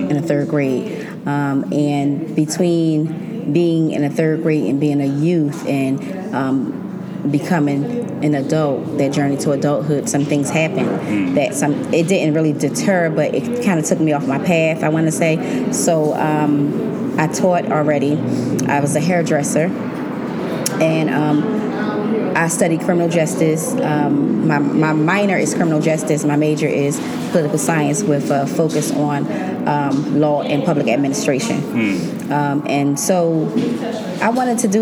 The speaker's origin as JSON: {"language": "English", "town": "Atlantic City", "region": "New Jersey", "country": "United States", "tie": "born or raised there", "said": "I was born and raised in Atlantic City"}